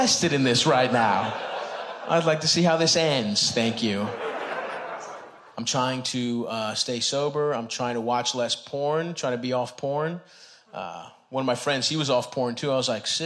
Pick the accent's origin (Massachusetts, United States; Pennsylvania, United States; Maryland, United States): Maryland, United States; Baltimore; I grew up in Southeast Baltimore, Greek town.